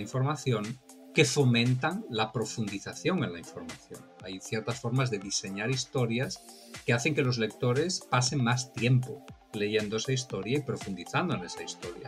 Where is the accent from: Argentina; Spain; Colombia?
Spain; now in Miami, United States; mi país de origen, de España